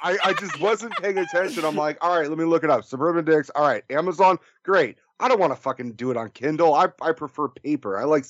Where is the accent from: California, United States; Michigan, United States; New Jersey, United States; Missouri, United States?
California, United States; Oakland; Well, I was born and raised in Oakland, California.